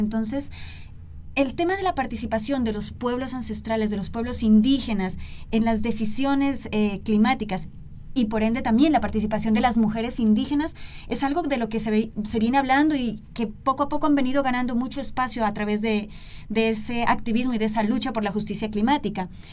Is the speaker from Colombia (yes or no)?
yes; southern Colombia, Colombia; now in Guatemala; yo soy de Colombia, del sur de, Colombia